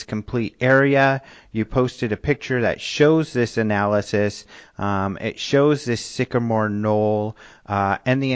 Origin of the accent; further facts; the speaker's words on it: Colorado, United States; I'm from Colorado and the Southwest and we have tons of mesas